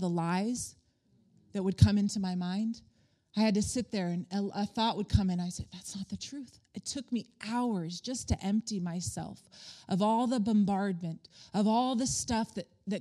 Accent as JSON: {"language": "English", "town": "Palm Springs", "region": "California", "country": "United States", "tie": "born or raised there", "said": "we had friends in the hotel industry growing up in Palm Springs"}